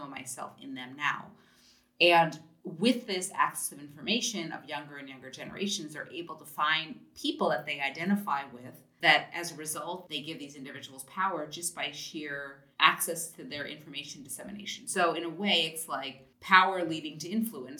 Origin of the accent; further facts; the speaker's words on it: United States; moved away as an adult; also born or lived in Germany; I'm an American by birth